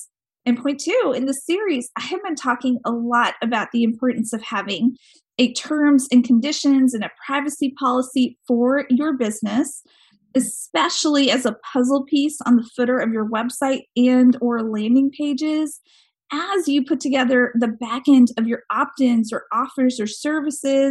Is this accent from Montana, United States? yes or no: yes; Montana, United States; That's my home state.